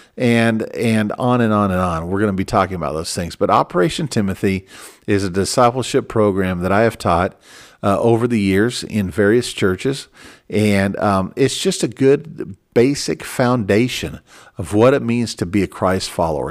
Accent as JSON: {"language": "English", "town": "Minneapolis", "region": "Minnesota", "country": "United States", "tie": "born or raised there", "said": "I was born in Minneapolis, Minnesota, and, and I'm an American"}